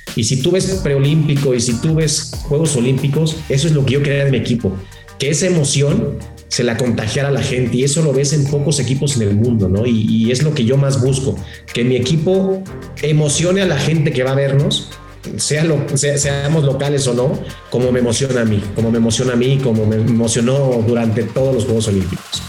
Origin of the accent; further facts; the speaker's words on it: Mexico; como, como mexicanos, como técnicos